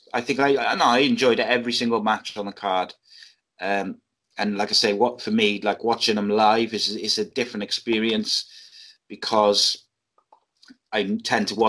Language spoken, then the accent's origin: English; Cardiff, Wales, United Kingdom; my hometown, Cardiff